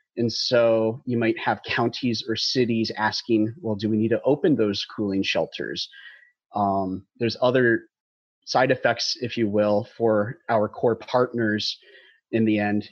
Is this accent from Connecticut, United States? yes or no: no; Dallas, Texas, United States; I grew up in North Texas in the Dallas area